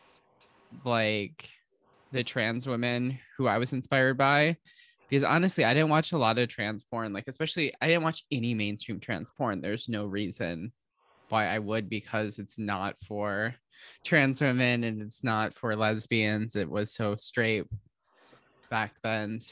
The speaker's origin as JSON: {"language": "English", "town": "Holland", "region": "Michigan", "country": "United States", "tie": "born or raised there", "also_born_or_lived": "Grand Rapids, Michigan", "moved": "as an adult", "lives_now": "San Francisco, United States", "said": "I'm from Holland, Michigan. I lived between there and Grand Rapids, which is like 30 minutes away my entire life."}